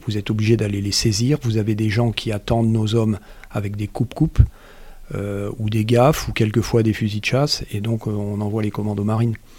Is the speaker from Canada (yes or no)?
no; Marseille, Provence-Alpes-Côte d'Azur, France; moved away; j'ai grandi à Marseille